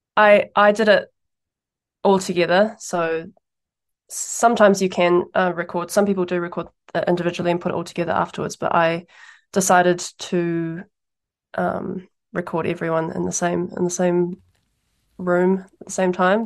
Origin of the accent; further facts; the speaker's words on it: Taupō, Waikato, New Zealand; now in Wellington, New Zealand; I grew up in Taupō